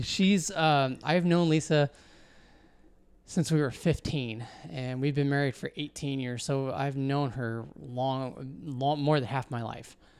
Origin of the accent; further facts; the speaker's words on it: Washington, United States; also born or lived in California / Arizona; I was born in California, uh, when my parents, uh, divorced, uh, got, had a remarriage happen on both sides. And so Uh, my dad moved back east to Missouri. My mom and my stepdad moved us up here to Washington.